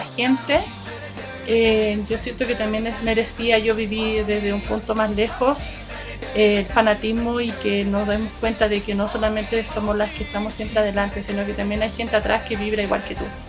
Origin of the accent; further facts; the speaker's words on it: Santiago, Santiago Metropolitan Region, Chile; moved away; me tocó ir a Santiago, que es mi ciudad natal, mi, mi querido Santiago